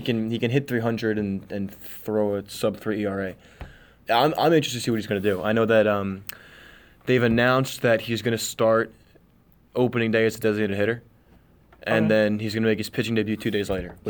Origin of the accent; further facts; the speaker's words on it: New York, United States; I feel like such a homer for my hometown Yankees